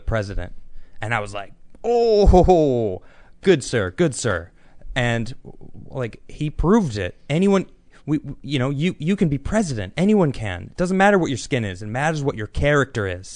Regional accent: United States; moved away; also born or lived in Europe; I'm American

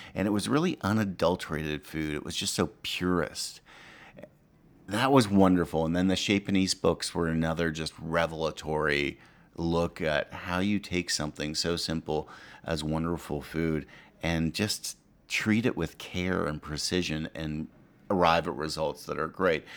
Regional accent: Ottawa, Ontario, Canada; moved away; also born or lived in American South; I grew up in Ottawa, Canada

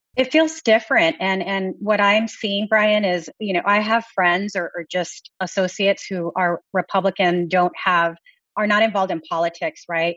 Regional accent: Texas, United States; I come from Texas

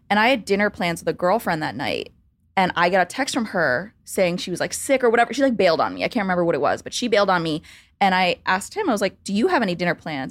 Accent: suburbs of Baltimore, Maryland, United States; moved away as an adult; also born or lived in Chicago; now in New York, United States; I grew up in the suburbs of Baltimore, D C, in Maryland

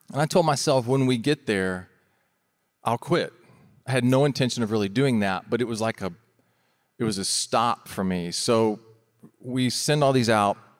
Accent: Florida, United States; we're from Florida

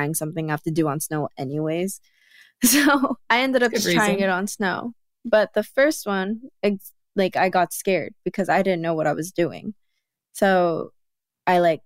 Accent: United States; me being Korean American

